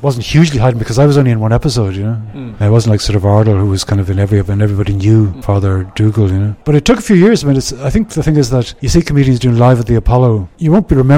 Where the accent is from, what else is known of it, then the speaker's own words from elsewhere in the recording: Ireland; moved away; being Irish